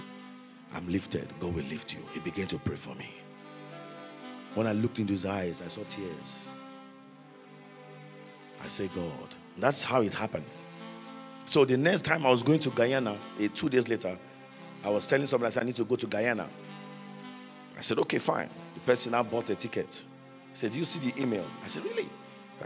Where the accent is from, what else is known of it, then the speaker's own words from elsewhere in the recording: Nigeria; now in Minnesota, United States; I said, from Nigeria